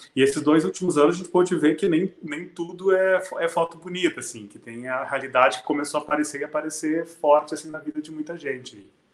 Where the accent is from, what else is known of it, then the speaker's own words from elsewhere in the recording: Serafina Corrêa, Rio Grande do Sul, Brazil; moved away as an adult; now in Porto Alegre, Brazil; Eu sou de Serafina Corrêa, uma cidade que na, na época tinha 10 mil habitantes, agora tem um pouco mais